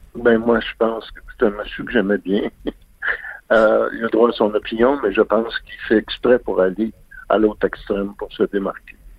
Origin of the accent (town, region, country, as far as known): Quebec, Canada; born or raised there